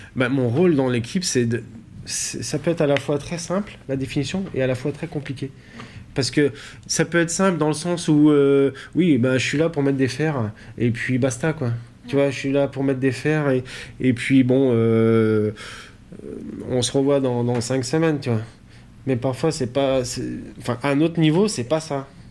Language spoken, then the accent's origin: French; Montbrison, Auvergne-Rhône-Alpes, France; also born or lived in Chalain-le-Comtal / Belgium; Je suis né à Montbrison, dans la Loire